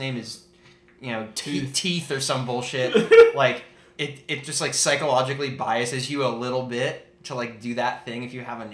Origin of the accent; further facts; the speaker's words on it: New Jersey, United States; I grew up in Jersey